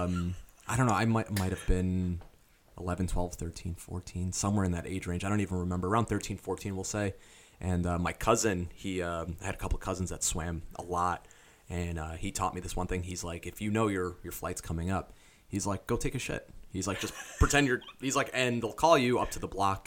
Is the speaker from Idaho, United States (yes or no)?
no; New York City, New York, United States; moved away; We played a lot of handball growing up in the city. I'm from New York City